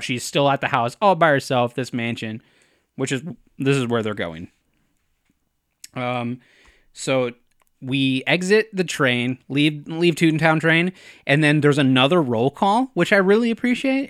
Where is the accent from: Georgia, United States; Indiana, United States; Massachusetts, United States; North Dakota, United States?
North Dakota, United States; I say aunt 'cause I'm from North Dakota